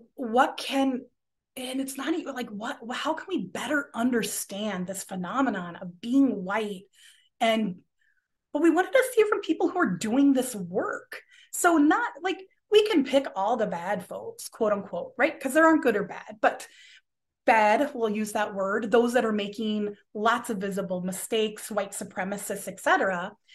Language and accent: English; Los Angeles, California, United States; moved away as an adult; now in Minnesota, United States; I'm originally from Los Angeles, and, um, growing up in California